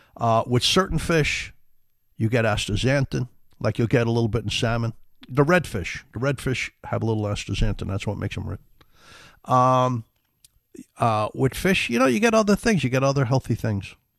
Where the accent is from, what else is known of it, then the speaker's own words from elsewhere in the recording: New York City, New York, United States; We grew up in the Bronx, South Bronx